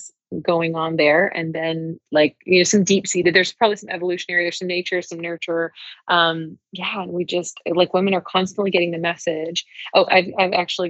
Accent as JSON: {"language": "English", "region": "the South", "country": "United States", "tie": "born or raised there", "said": "growing up in the South, in the U.S."}